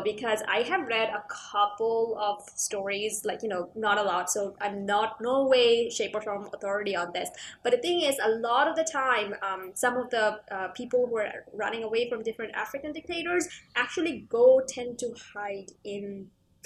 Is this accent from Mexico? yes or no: no; Canada; As a Canadian